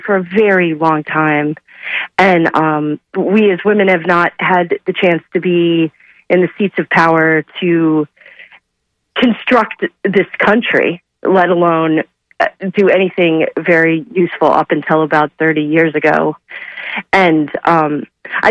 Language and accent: English; St. Petersburg, Florida, United States; also born or lived in Tampa, Florida; now in Gainesville, United States; I grew up in St. Petersburg, Tampa